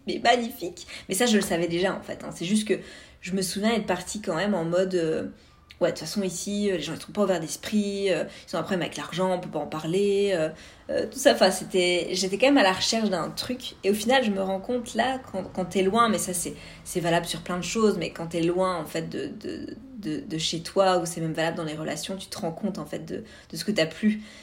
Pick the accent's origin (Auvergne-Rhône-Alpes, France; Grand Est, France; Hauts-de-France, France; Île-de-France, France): Grand Est, France; Vosges; moved away as an adult; now in Canada; je viens des Vosges euh, à l'est de la France